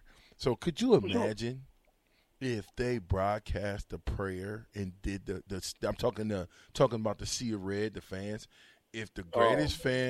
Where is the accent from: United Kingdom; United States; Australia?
United States; Omaha, Nebraska; I was born and raised in Logan Findell Projects.